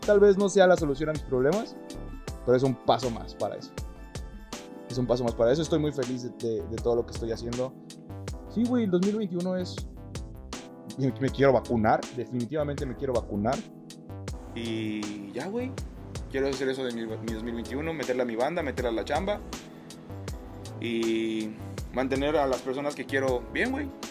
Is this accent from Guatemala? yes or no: no; Mérida, Yucatán, Mexico; nacido donde nosotros somos, de Mérida, Yucatán